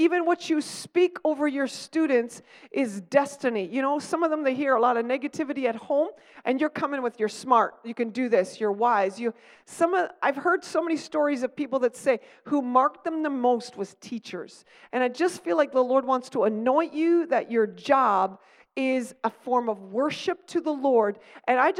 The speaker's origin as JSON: {"language": "English", "town": "Stratford", "region": "Ontario", "country": "Canada", "tie": "born or raised there", "said": "I grew up in Stratford"}